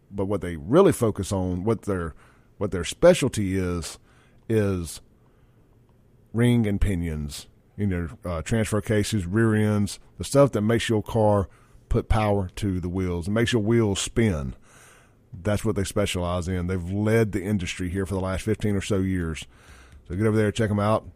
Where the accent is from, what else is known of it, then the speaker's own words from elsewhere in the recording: Jackson, Mississippi, United States; I grew up on Lynch Street. My dad had that store